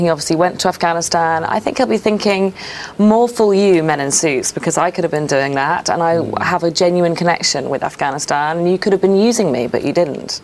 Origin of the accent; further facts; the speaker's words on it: United Kingdom; There's something so British about me